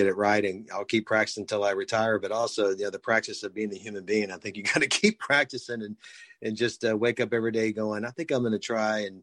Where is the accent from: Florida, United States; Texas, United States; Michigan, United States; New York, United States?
Texas, United States; Houston; I was born and raised in Houston, Texas